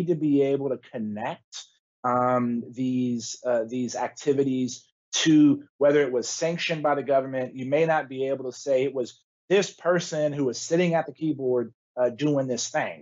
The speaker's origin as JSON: {"language": "English", "region": "Texas", "country": "United States", "tie": "born or raised there", "said": "my home state of Texas"}